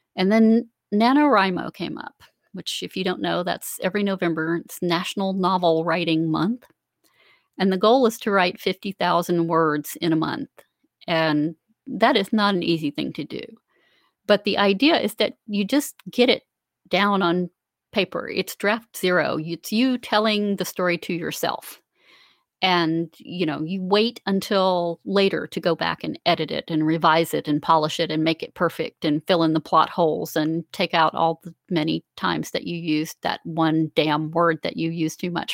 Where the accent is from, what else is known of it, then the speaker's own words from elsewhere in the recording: Central Florida, United States; now in South Carolina, United States; I grew up in Central Florida and I live in South Carolina now